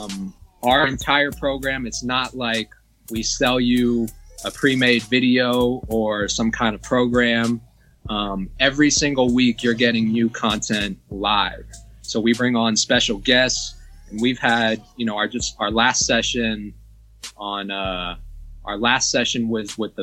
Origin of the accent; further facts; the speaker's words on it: Georgia, United States; you're from my home state